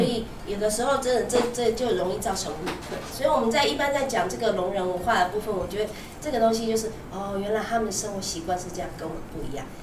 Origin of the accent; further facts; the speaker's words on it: Keelung, Taiwan; also born or lived in Taipei; 那我那时候就是都在基隆嘛